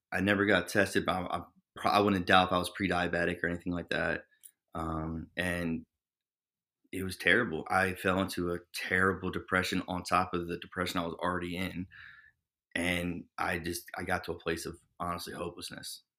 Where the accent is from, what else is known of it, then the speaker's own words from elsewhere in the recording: Trenton, New Jersey, United States; born and raised in New Jersey, um, you know, Trenton